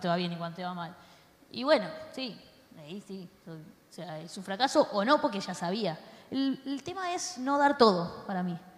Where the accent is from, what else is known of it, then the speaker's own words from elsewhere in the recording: Argentina; somos argentinos y yo amo a los argentinos, amo mi país